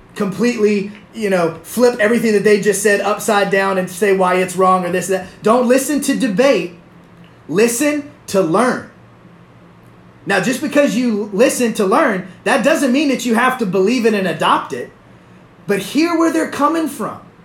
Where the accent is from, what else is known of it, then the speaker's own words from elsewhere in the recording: the South, United States; I'm from the South. I'm Southern